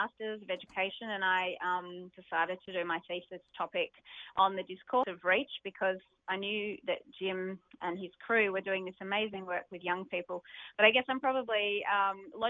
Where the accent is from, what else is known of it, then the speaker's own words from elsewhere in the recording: Melbourne, Victoria, Australia; I grew up in Glen Waverley